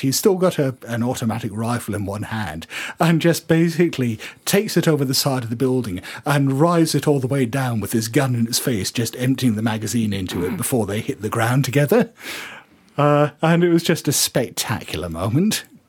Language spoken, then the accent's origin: English; United Kingdom; we're, we're British